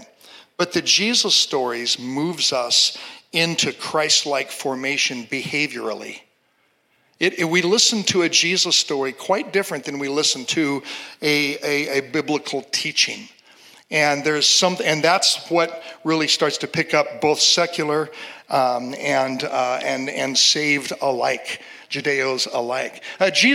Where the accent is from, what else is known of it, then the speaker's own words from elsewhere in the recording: Seattle, Washington, United States; I'm from Seattle, a very secular city